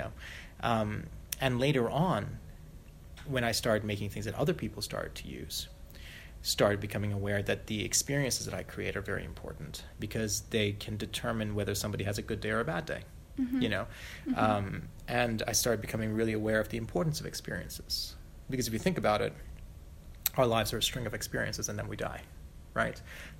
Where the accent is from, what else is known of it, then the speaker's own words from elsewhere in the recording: Malaysia; I grew up as a third culture kid. Little white kid growing up in Malaysia, hugely spoiled, very privileged, complete brat.